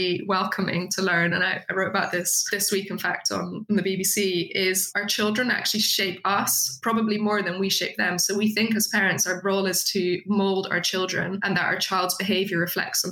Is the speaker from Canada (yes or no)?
no; Netherlands; now in United Kingdom; I'm from the Netherlands originally